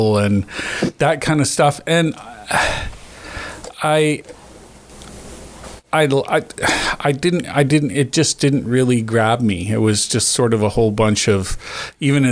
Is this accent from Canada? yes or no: yes; Northwest Territories, Canada; I grew up in the Northwest Territories. I didn't have cable till I was 12.